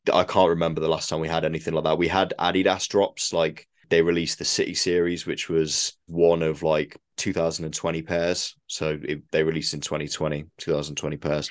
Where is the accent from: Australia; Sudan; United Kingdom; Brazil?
United Kingdom; we're British